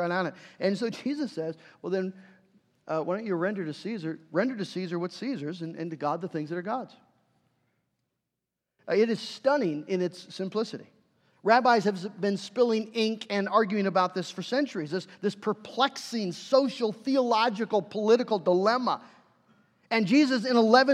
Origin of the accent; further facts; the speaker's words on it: United States; us as American Christians.